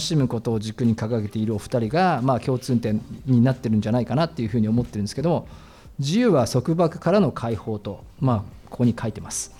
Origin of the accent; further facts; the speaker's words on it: Tokyo, Japan; 自分も東京の人だから